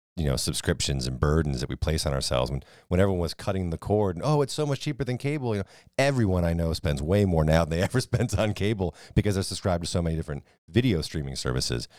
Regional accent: New England, United States; moved away; I grew up in New England

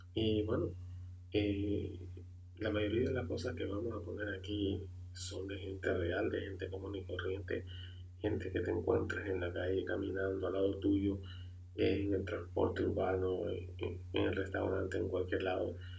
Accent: Honduras; now in United States; yo soy de Honduras, vivo en Estados Unidos

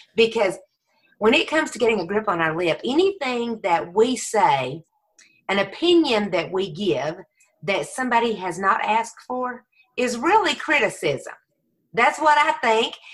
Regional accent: Texas, United States; Texas raised, Jesus saved

